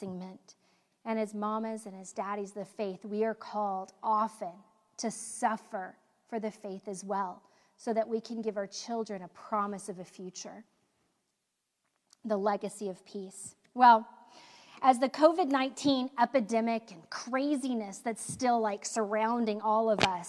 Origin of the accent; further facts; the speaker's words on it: United States; as American women